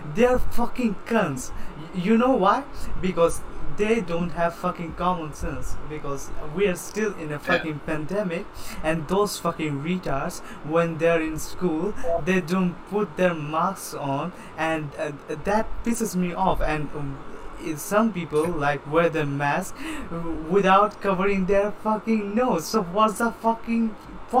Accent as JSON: {"language": "English", "country": "United States", "said": "I'm American"}